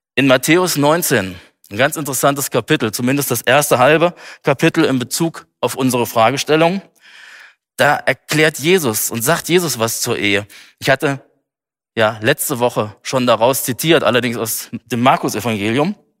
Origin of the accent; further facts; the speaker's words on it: Germany; hier bei uns in Deutschland